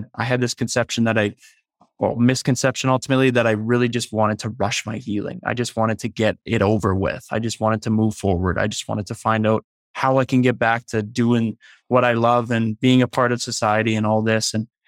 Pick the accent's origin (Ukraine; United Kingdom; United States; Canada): Canada; Leduc, Alberta; now in Calgary, Canada; I moved here, a year and a half ago from Leduc, Alberta, which is just outside Edmonton. So I'm now here with my girlfriend. My family's still back home in Leduc